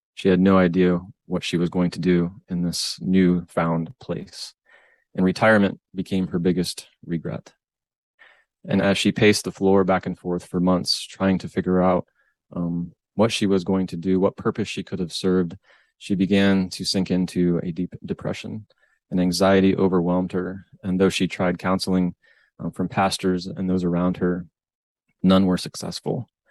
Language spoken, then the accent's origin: English; Northwest Ohio, United States; born and raised in Northwest Ohio.